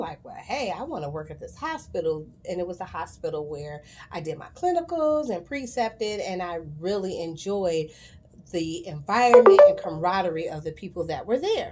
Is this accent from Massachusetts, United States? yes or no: no; Chicago, Illinois, United States; I love my city. I'm from Chicago. Shy till